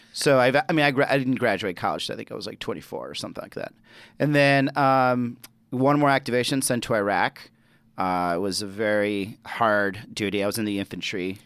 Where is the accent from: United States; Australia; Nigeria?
United States; Chicago, Illinois; also born or lived in Mexico; now in Arizona, United States; I'm born and raised in Chicago